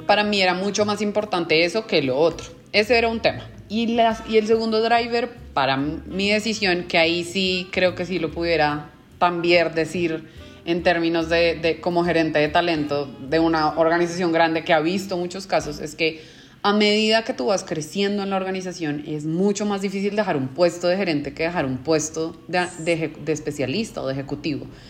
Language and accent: Spanish; Colombia; moved away as an adult; now in Mexico; soy colombiana, tengo 31 años